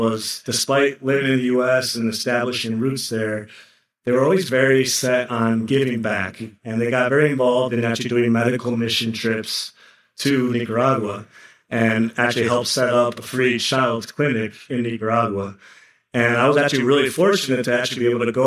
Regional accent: Ann Arbor, Michigan, United States; they were able to get out and landed in Ann Arbor, Michigan. So I grew up in the Midwest

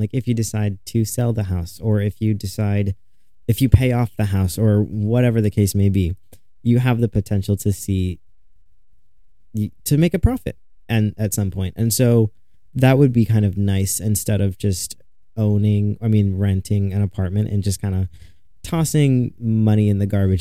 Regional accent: Chicago area, Illinois, United States; I'm still in my hometown. I want to move downtown Chicago. It's not far, but I am still in my hometown.

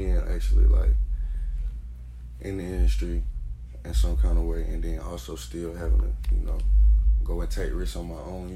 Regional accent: Charlotte, North Carolina, United States; I'm from Hidden Valley, I'm from Charlotte

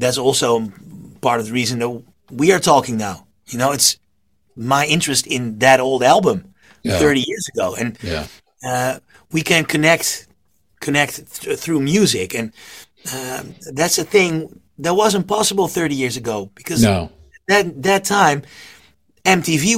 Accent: half an hour west of Zoetermeer, South Holland, Netherlands; I was born half an hour west of that town

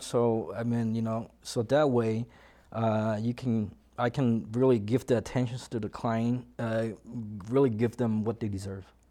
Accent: Washington, United States; moved away as an adult; now in Colorado, United States; initially I'm from Washington State

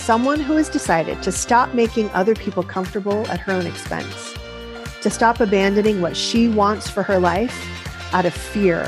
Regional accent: Central Valley, California, United States; also born or lived in Bolivia; I grew up in Central Valley, California.

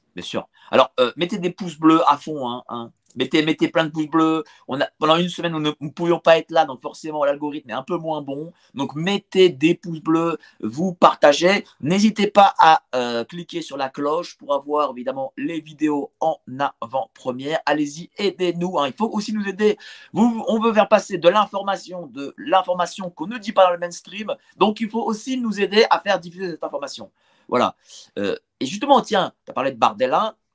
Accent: France; on est français

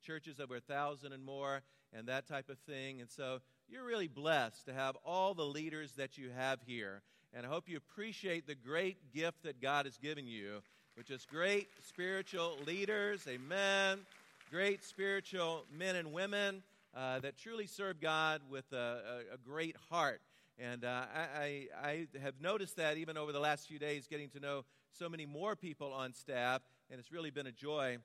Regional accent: Tennessee, United States; moved away; originally I'm from Tennessee

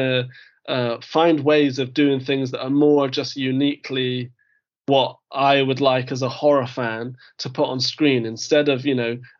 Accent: United Kingdom; I am British

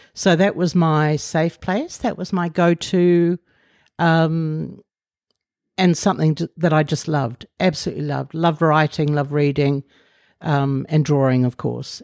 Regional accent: Sydney, New South Wales, Australia; moved away as an adult; also born or lived in Canberra, Australia / Brussels, Belgium / London, United Kingdom; now in Auckland, New Zealand; at the age of seven, moved to Sydney, uh, where I lived until I was twenty-four.

